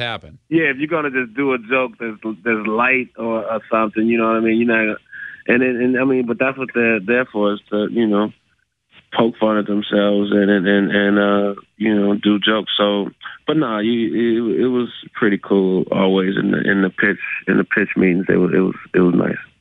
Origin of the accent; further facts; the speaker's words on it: Chicago, Illinois, United States; I'm from Chicago